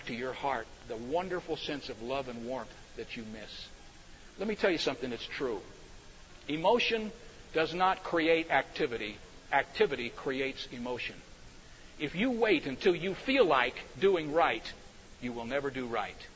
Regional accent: Cedarville, Ohio, United States; I grew up in Cedarville, Ohio, because my father was the president of Cedarville College

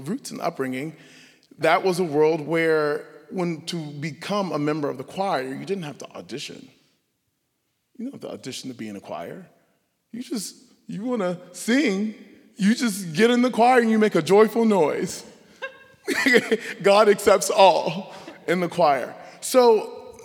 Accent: Savannah, Georgia, United States; I grew up in Savannah, Georgia. Savannah, Georgia is home

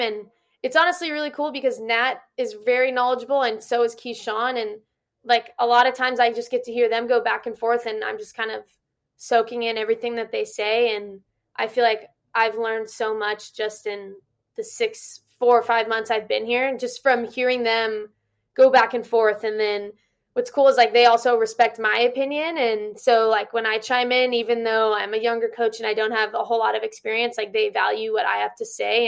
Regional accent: Orange County, California, United States; moved away as an adult; also born or lived in Utah / New Mexico; now in Riverside, United States; I'm from Orange County, and I missed home.

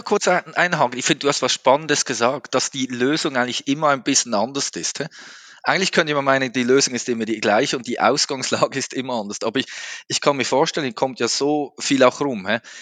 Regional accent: Switzerland; Als Schweizer, ihr kennt das, wir sind da immer ein bisschen langsamer im Sprechen

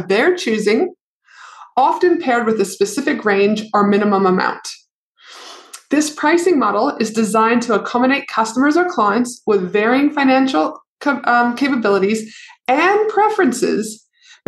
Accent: Canada; I'm from Canada

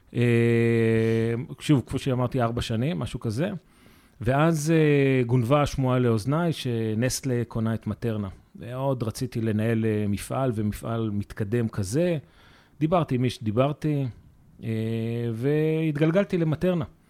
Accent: Israel; אנחנו כישראלים

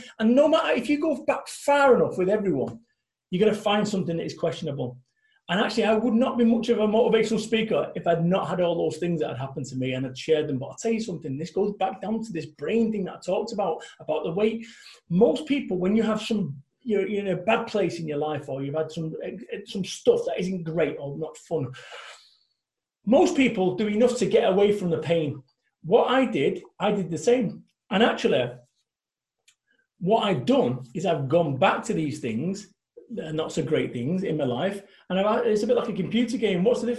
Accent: Salford, North West England, United Kingdom; now in Somerset, United Kingdom; When I first moved in this house over in Somerset, I'm coming from Salford, Manchester, living above Masonettes, above Chippies.

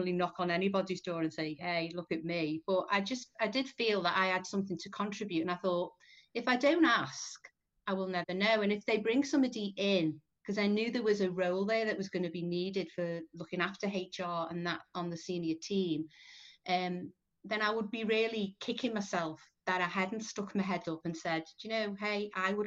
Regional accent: Liverpool, North West England, United Kingdom; Born, bred, still live in Liverpool. Don't know whether you can tell that from my accent

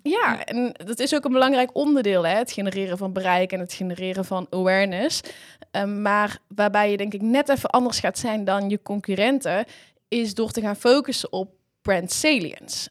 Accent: Hapert, North Brabant, Netherlands; ik kom eh, eigenlijk uit een klein boerendorpje, Hapert

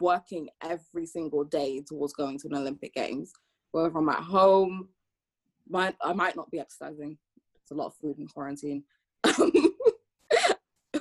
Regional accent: London, United Kingdom; also born or lived in Antigua and Barbuda; I'm half Antiguan, half Jamaican, and I'm from London

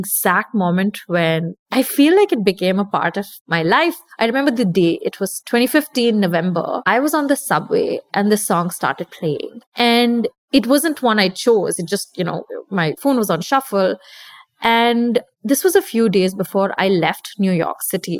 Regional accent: India; I'm Indian. I grew up listening to dancing to Bollywood music

